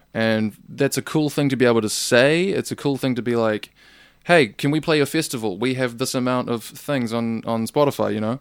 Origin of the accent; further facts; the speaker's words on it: New Zealand; I'm just a Kiwi